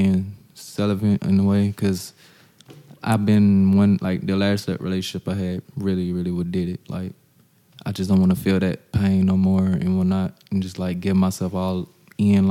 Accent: Eastman, Georgia, United States; Down South is where I'm from. You only get one red light and you only get one Walmart and everybody shops there

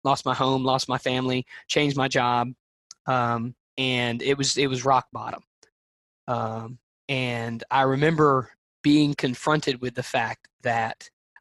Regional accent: Alabama, United States; I'm from Alabama

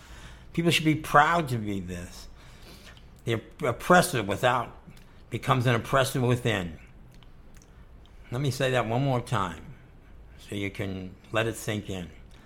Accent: United States; when I travel around the world and people ask me where I'm from, I say I'm American. When I'm an American, someone asks me where I'm from, or where my family from, or what nationality am I don't say American, I say I'm Italian.

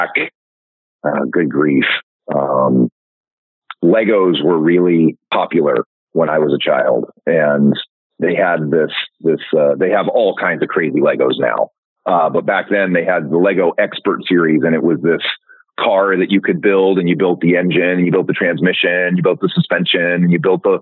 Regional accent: Sacramento, California, United States; now in Gig Harbor, United States; I grew up in Sacramento, California

